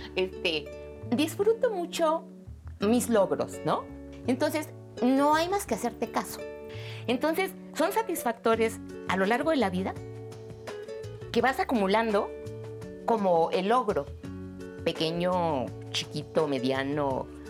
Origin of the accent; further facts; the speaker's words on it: Mexico; me ha formado como mexicana, como mujer, como mamá